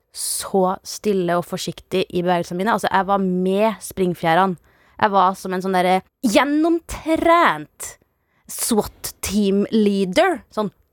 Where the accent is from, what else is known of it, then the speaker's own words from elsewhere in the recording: Salten district, Nordland, Norway; jeg vokste jo opp i Nord-Norge, i Salten-distriktet